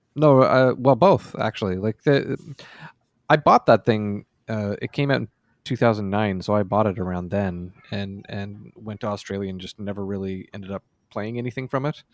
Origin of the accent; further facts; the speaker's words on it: Nova Scotia, Canada; also born or lived in Amherst, Nova Scotia / Valley, Nova Scotia; in summer of ninety-five, I moved from Amherst, Nova Scotia to for Rome, Nova Scotia.